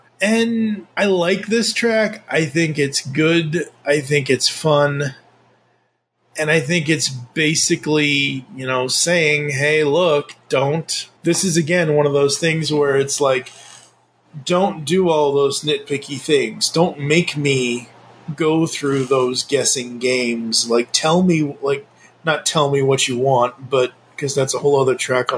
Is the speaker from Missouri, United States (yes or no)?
no; Massachusetts, United States; I grew up in Massachusetts, I should know this